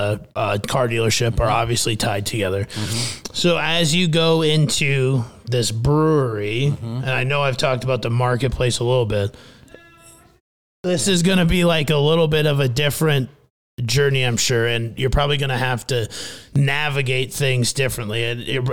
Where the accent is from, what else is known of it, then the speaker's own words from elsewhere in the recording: Midwest, United States; now in Phoenix, United States; growing up in the Midwest